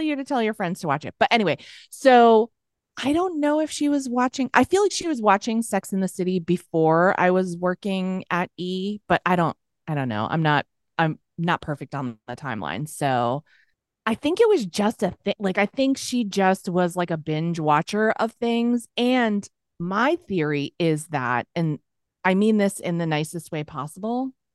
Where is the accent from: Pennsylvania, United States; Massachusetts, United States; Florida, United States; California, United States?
Massachusetts, United States; near Boston; moved away as an adult; also born or lived in New York City; I'm from Massachusetts. I just say Boston for short, near mm-hmm. Boston